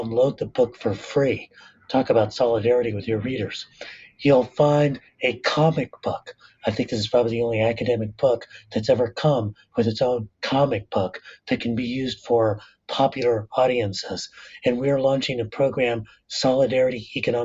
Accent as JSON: {"language": "English", "town": "La Puente", "region": "California", "country": "United States", "tie": "born or raised there", "said": "I'm working class Latino, son of immigrants, growing up in the San Gabriel Valley in La Puente"}